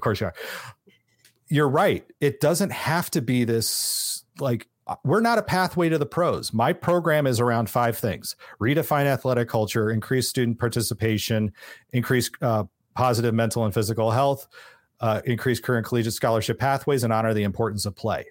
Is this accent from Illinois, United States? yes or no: no; San Francisco, California, United States; I grew up in San Francisco area